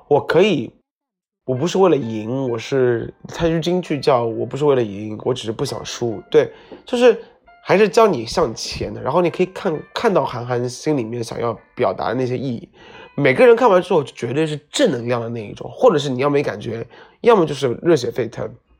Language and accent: Chinese; southern China, China; 做一个南方人